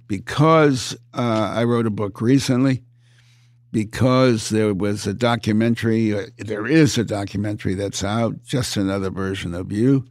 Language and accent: English; United States; I'm an American